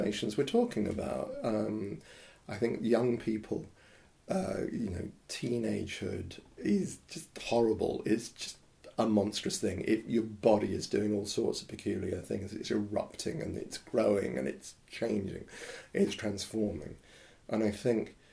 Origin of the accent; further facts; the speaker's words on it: Horsham, South East England, United Kingdom; I grew up in London, in Horsham